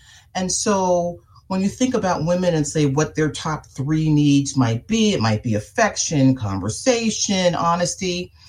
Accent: New York City, New York, United States; also born or lived in London; I am from Queens, New York.

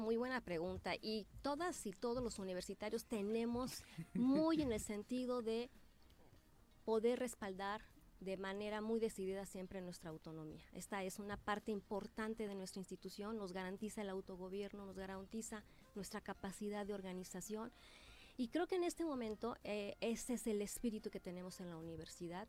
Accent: Morelos, Mexico; Yo me he formado ahí, soy una morelense y una venada que se ha formado ahí

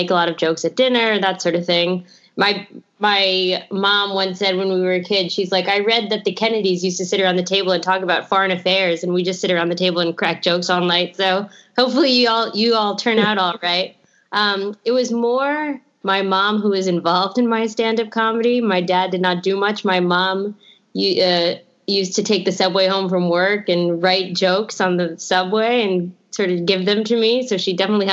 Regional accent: New York City, New York, United States; also born or lived in Los Angeles; I grew up on the Upper West Side, so there's a long, rich history of comedy and stand-up comedy here.

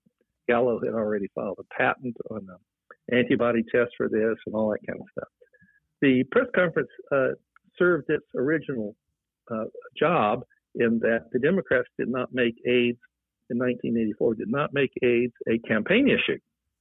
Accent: North Chicago, Illinois, United States; moved away as an adult; now in San Francisco Bay Area, United States; I moved from Chicago, North Chicago, Illinois, to the San Francisco Bay Area in September of 1980.

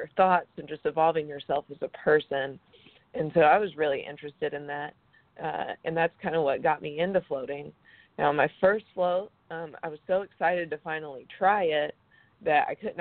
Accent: Greenville, South Carolina, United States; moved away as an adult; also born or lived in Dallas, Texas / Atlanta, Georgia; I grew up in Greenville. I went off to school in Dallas and then moved around a bunch and then came back home to start drift

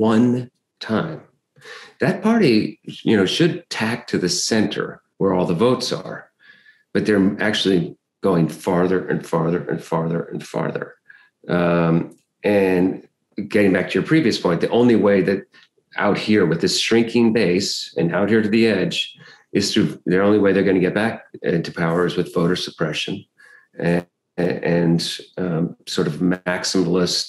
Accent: Michigan, United States; also born or lived in Kalamazoo, Michigan; I spent the years of my childhood in Michigan. Wikipedia says that I was born in Detroit. That's not the case. I was actually born in Kalamazoo

